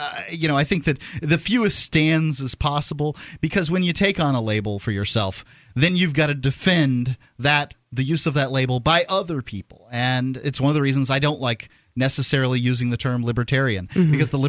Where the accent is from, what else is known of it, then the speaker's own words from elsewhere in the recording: the South, United States; also born or lived in Florida; And being a Southerner, you know, it means something to me that isn't necessarily all bad, but it's not all good either.